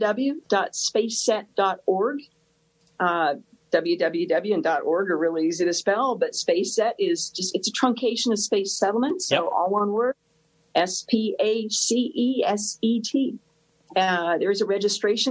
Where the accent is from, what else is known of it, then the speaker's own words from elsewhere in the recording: United States; We Americans